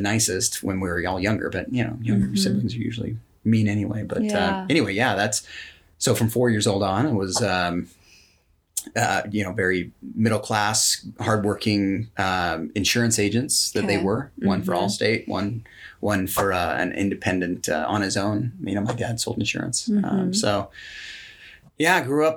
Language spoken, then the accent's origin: English; American Fork, Utah, United States; also born or lived in California; I grew up in good old American Fork